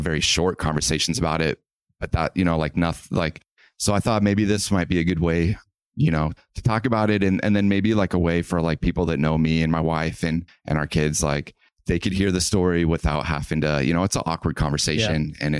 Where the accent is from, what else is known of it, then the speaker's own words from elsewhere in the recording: Missouri, United States; Yeah, I grew up in Missouri.